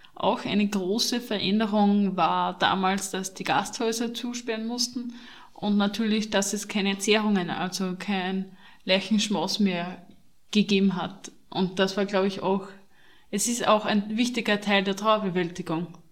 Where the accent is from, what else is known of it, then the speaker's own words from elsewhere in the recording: Austria; Bei uns in Österreich